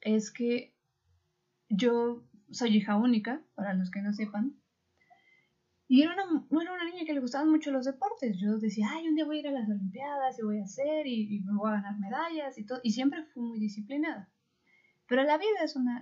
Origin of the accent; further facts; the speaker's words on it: Mexico; somos mexicanos